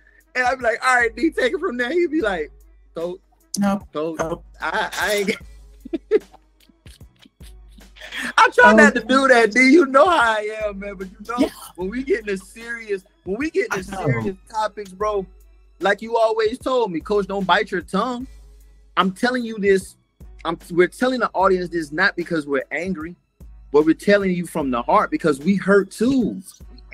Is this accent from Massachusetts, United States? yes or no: yes; Concord, Massachusetts, United States; I was born in Concord, Massachusetts